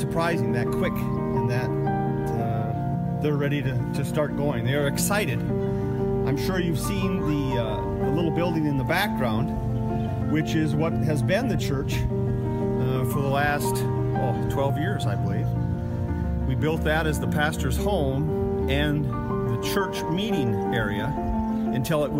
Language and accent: English; Grand Rapids, Minnesota, United States; I'm from Grand Rapids, Minnesota.